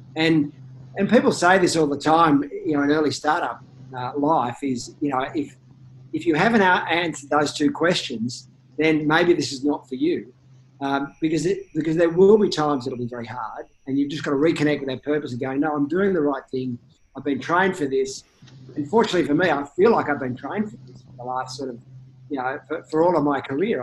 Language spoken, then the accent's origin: English; Australia; as an Australian